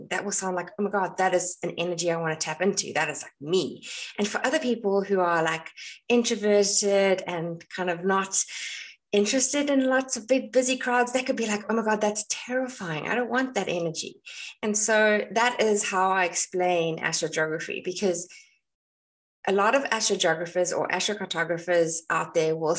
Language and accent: English; South Africa; moved away as an adult; now in Ireland; I am South African and I was born in South Africa